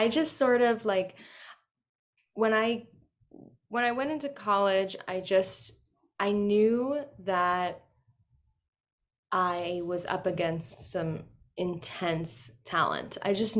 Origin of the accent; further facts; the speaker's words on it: Queens, New York, United States; So I'm born and raised in Queens, and I was looking at colleges obviously all over.